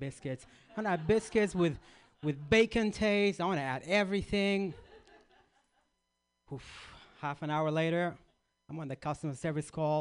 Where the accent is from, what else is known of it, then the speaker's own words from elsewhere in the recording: Iraq; moved away; I grew up in Iraq or Iraq